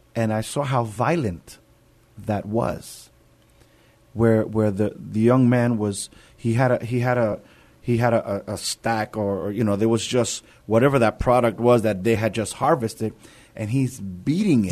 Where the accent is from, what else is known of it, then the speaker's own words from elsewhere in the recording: New York City, New York, United States; moved away; I'm from, I'm from New York. I'm from the city of New York